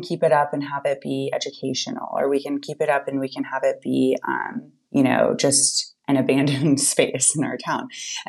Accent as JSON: {"language": "English", "region": "the South", "country": "United States", "said": "I'm from the South."}